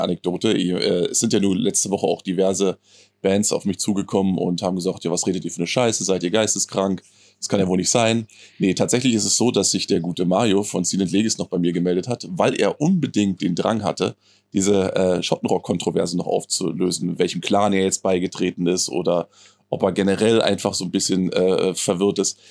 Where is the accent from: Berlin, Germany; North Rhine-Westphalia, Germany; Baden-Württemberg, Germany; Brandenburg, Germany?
Brandenburg, Germany; Friesack area; moved away; meine alte Heimat, wenn du so willst. Ne? Das, ich ich fall quasi aus, der, aus meiner heimatlichen Haustür und äh, bin quasi schon in Friesack